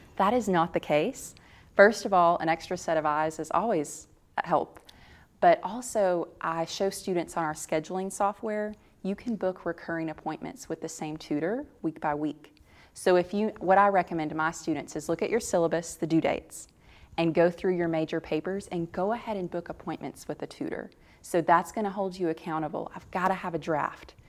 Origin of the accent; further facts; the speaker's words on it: Tennessee, United States; I grew up in Tennessee